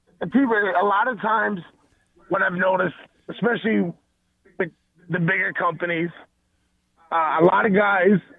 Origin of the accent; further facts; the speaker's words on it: New York, United States; growing up in New York